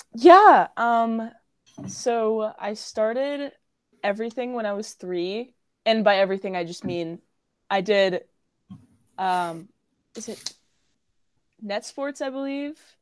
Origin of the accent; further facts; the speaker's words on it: Cary, North Carolina, United States; I'm local. I'm from Cary, North Carolina